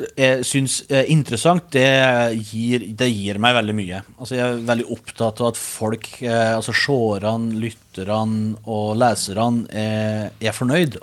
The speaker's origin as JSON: {"language": "Norwegian", "town": "Os", "region": "Innlandet", "country": "Norway", "tie": "born or raised there", "accent": "Os dialect (osing)", "said": "Hjemme er gården på Os i Østerdalen, som er rett søra for Røros"}